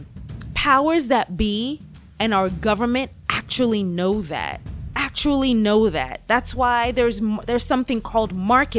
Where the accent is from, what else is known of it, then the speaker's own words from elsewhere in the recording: Kenya; now in United States; I am from Kenya, right? And it's funny when I first came, you know, to the U.S., obviously I would hear a lot, oh, you have an accent